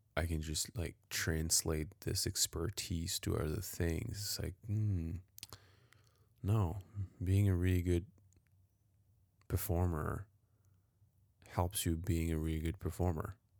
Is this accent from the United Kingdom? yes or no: no; Paris, Île-de-France, France; moved away; I was definitely privileged growing up downtown Paris